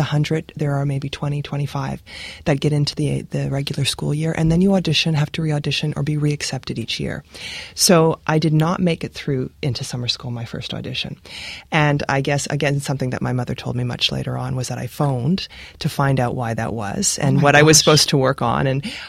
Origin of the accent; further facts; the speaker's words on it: Regina, Saskatchewan, Canada; Yes, I was born in Regina.